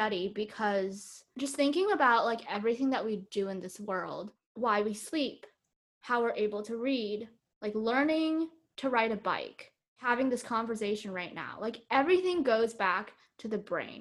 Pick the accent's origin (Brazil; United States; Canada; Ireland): United States; Bay Area, California; moved away; growing up in the Bay Area, like everyone is very STEM oriented